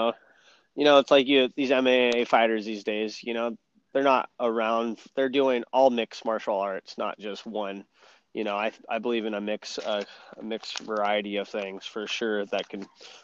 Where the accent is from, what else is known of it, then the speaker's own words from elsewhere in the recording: California, United States; also born or lived in Hawaii; most definitely.